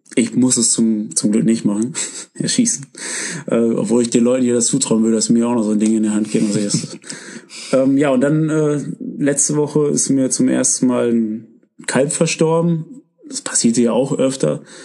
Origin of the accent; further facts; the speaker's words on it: Germany; wir kommen hier aus Deutschland